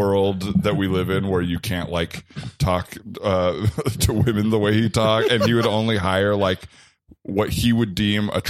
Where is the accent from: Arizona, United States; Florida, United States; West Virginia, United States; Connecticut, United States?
Arizona, United States; moved away